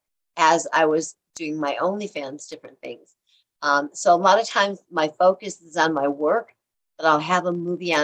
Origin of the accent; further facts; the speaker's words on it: Illinois, United States; moved away; also born or lived in California; I'm from Illinois.